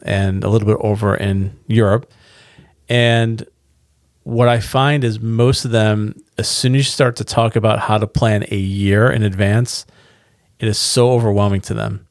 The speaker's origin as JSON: {"language": "English", "country": "United States", "said": "we're from Carolina"}